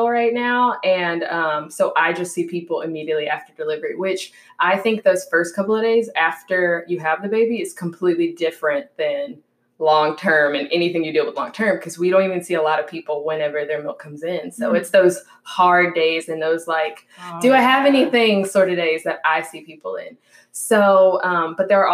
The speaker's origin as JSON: {"language": "English", "town": "Houston", "region": "Texas", "country": "United States", "tie": "born or raised there", "said": "I'm born and raised in Houston, Texas."}